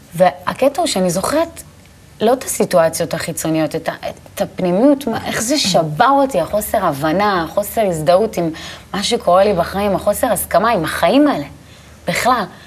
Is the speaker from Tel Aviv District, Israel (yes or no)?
yes; Tel Aviv, Tel Aviv District, Israel; אני גדלתי בשכונה שנקראת הדר יוסף, בתל אביב. כל החיים שלי בעצם גדלתי שם